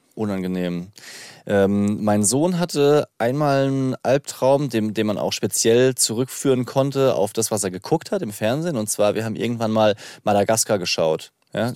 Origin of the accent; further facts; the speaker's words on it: Rhineland-Palatinate, Germany; accent: Palatine; in der Pfalz hat man immer Schwierigkeiten mit harten Konsonanten